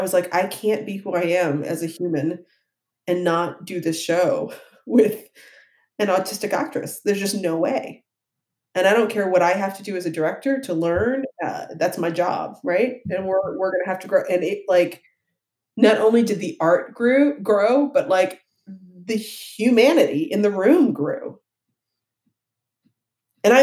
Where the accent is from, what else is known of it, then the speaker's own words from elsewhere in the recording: Ohio, United States; I'm from Ohio.